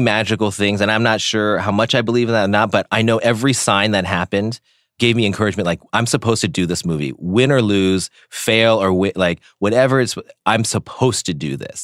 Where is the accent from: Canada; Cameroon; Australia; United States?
United States; Silicon Valley, Bay Area, California; I grew up in the Bay Area in Silicon Valley